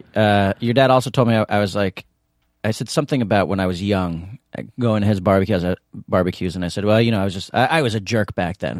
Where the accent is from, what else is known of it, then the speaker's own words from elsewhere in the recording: New York City, New York, United States; I'm from New York City.